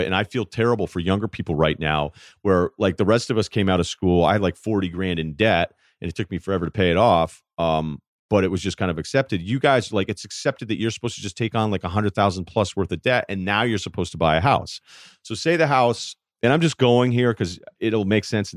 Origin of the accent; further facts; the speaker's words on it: Hartford, Connecticut, United States; moved away; I was born in Hartford. Okay. And then I actually lived downtown Hartford for a couple of years